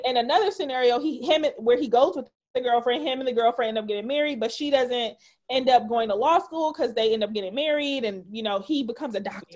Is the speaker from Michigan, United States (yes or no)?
yes; Detroit, Michigan, United States; now in Chicago, United States; I grew up in Detroit and my my maternal side is from Mississippi.